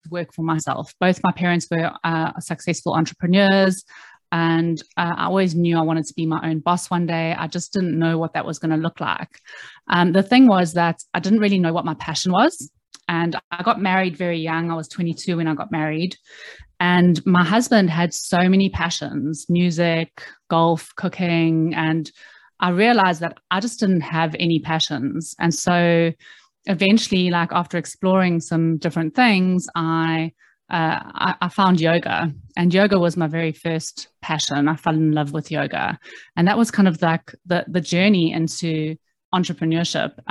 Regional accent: South Africa; moved away as an adult; now in London, United Kingdom; I moved to London from South Africa when I was 21 years old, and uh, I didn't really know what I wanted to do.

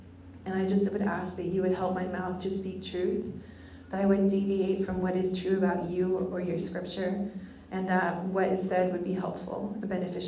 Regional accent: Bolivia; so I grew up overseas in Bolivia, and there was this festival called Alasitis

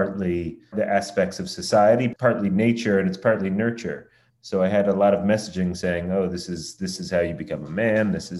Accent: United States; as an American growing up at the time

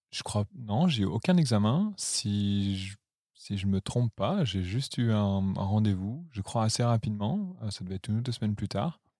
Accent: Lyon, Auvergne-Rhône-Alpes, France; moved away as an adult; also born or lived in Paris; now in Berlin, Germany; Je viens de Lyon, euh, j'ai grandi là-bas

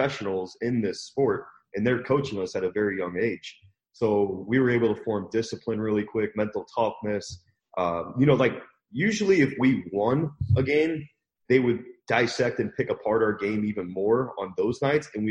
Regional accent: St. Louis, Missouri, United States; I grew up in St. Louis, Missouri

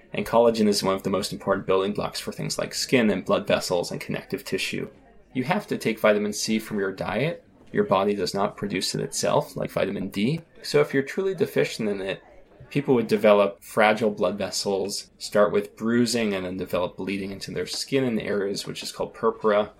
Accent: south of Boston, South Shore of Massachusetts, United States; I grew up south of Boston, not too far from where the Pilgrims came to Plymouth Rock on the South Shore of Massachusetts.

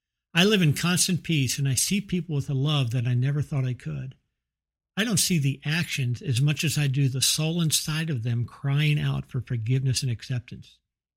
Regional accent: Bethesda, Maryland, United States; now in Fort Worth, United States; I'm 58 years old. I was born and raised in Bethesda, Maryland, and I live in Fort Worth, Texas.

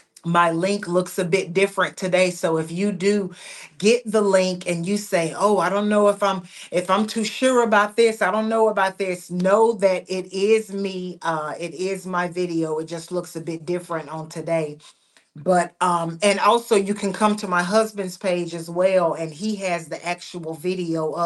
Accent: United States; I am an American citizen. And so I will always have a passion for my nation

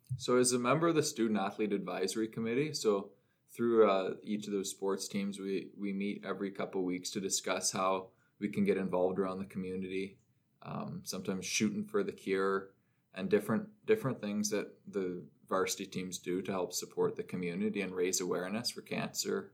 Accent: Orangeville, Ontario, Canada; now in North Bay, Canada; I was home in Orangeville, my hometown

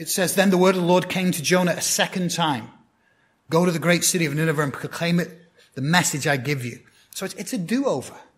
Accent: Blackburn, North West England, United Kingdom; moved away; my hometown football team, that's soccer to you guys, uh, Blackburn Rovers

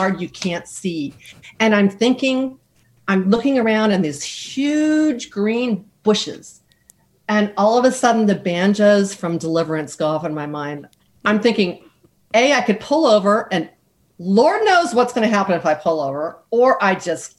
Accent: United States; I'm American

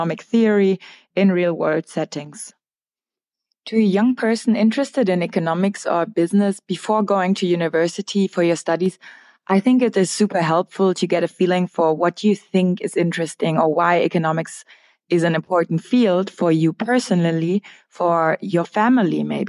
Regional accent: Frankfurt, Hesse, Germany; moved away as an adult; also born or lived in London; now in Berlin, Germany; I studied for my undergrad in Frankfurt, my hometown

